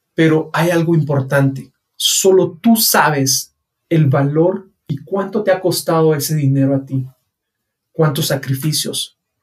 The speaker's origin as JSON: {"language": "Spanish", "country": "Guatemala"}